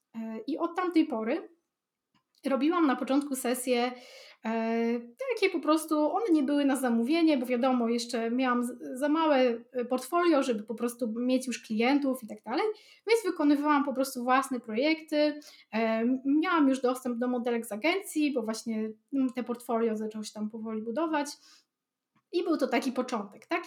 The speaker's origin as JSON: {"language": "Polish", "town": "Białystok", "region": "Podlaskie Voivodeship", "country": "Poland", "tie": "born or raised there", "said": "u mnie w Białym Stoku"}